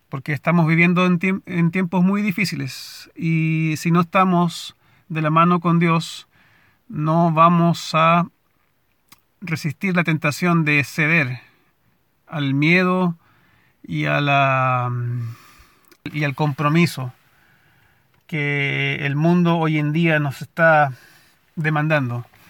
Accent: Valparaíso, Chile; moved away as an adult; now in United States; en el centro de la ciudad donde nací y crecí, en Valparaíso.

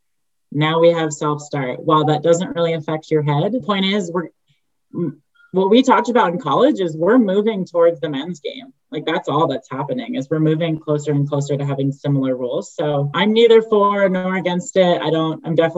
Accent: New York, United States; moved away as an adult; now in Utah, United States; I grew up in New York, where is the lacrosse hub

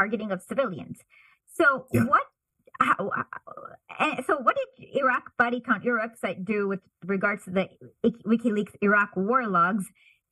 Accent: United States; if I say American, they're like, where are you really from? And then finally, I realized it's always an awkward question when you're children of immigrants.

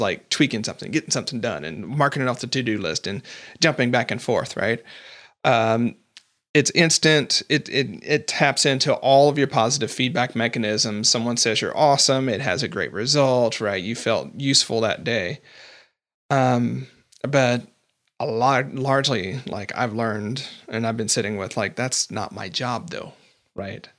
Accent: United States; I'm not Canadian

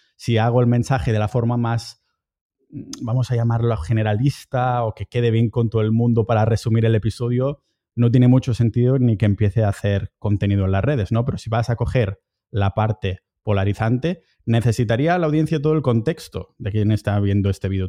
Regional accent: a town near Barcelona, Catalonia, Spain; moved away as an adult; now in Estonia; estoy en mi pueblo cerca de Barcelona

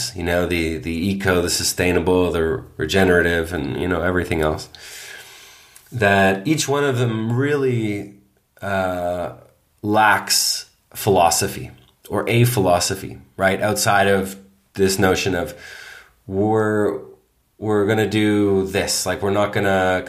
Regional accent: Toronto, Ontario, Canada; growing up in Toronto, in Canada

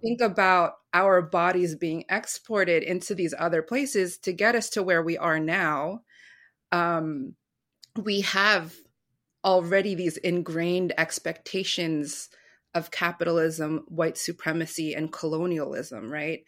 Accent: United States; going out into American schools

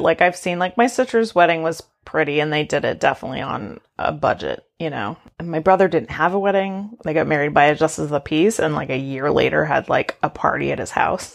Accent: Maine, United States; I'm from Maine where there's taxidermied animals

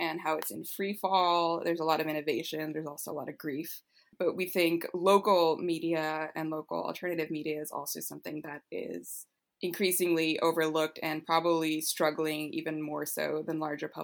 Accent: Los Angeles, California, United States; growing up in Los Angeles

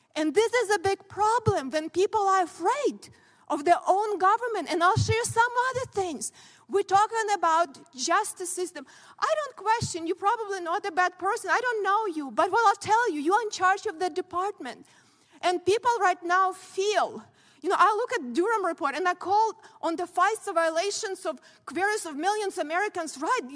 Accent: Ukraine; born or raised there; now in United States

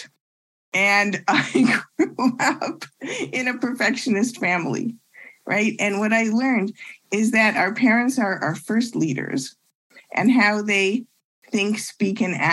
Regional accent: Ottawa, Ontario, Canada; moved away as an adult; also born or lived in Montreal, Canada / Toronto, Canada; now in Chicago, United States; I actually was born in Montreal. I grew up in Ottawa and I went to university in Toronto

